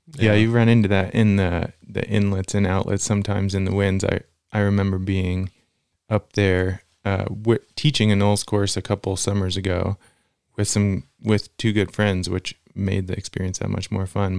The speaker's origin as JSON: {"language": "English", "region": "Central Virginia", "country": "United States", "tie": "born or raised there", "moved": "as an adult", "lives_now": "Lander, United States", "said": "I grew up in Virginia, Central Virginia, and moved to Lander right after finishing school"}